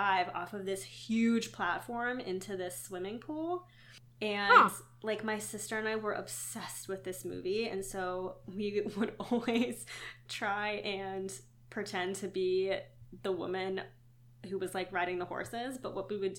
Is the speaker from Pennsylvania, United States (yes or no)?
yes; Western Pennsylvania, United States; I grew up in Western Pennsylvania